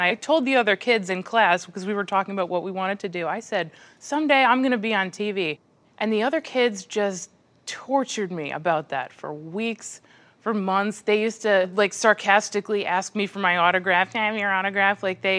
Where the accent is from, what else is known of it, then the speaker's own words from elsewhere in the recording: Eagle River, Alaska, United States; I grew up in Eagle River, Alaska, on a mountain. Alaskans have to deal with things that a lot of other people don't.